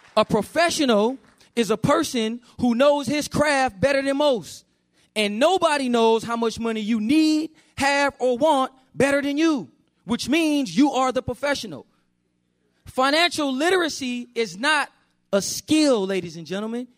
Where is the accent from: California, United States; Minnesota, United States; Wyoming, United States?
California, United States; Oakland; I grew up in Oakland, California, with my mother